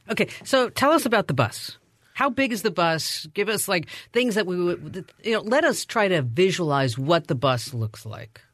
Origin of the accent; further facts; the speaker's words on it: New Jersey, United States; I grew up in New Jersey